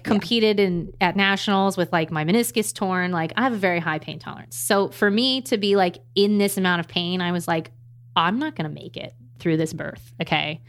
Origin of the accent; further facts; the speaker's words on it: Maryland, United States; moved away as an adult; also born or lived in California; I'm from Maryland, we're currently in Maryland